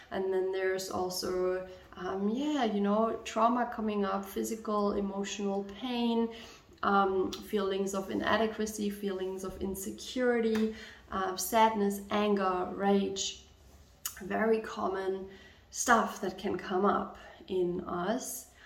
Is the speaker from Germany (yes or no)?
yes; Germany; English is a second language; I'm from Germany, so there's a lot of focus on being well behaved, on not stepping too much out of the norm